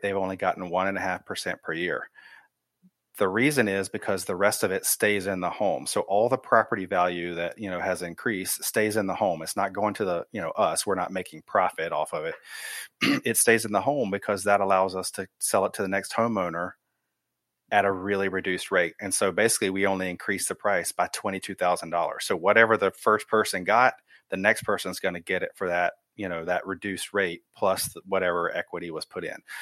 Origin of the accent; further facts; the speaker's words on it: Wilmington, North Carolina, United States; moved away as an adult; also born or lived in Germany / Raleigh, North Carolina / Oregon; I was actually born in Germany, um, transpired over to Wilmington, so I grew up in Wilmington